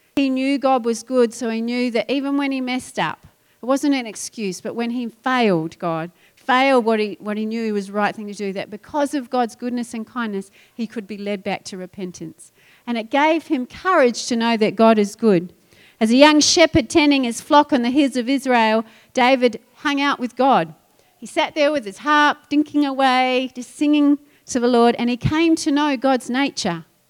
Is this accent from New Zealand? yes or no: yes; New Zealand; moved away; I'm a I'm a sheep farmer's daughter, so I get this. And I come from New Zealand where everything's green